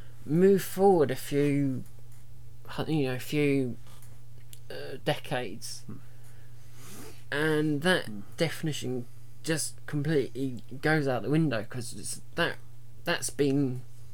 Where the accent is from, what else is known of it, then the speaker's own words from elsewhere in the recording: England, United Kingdom; we're English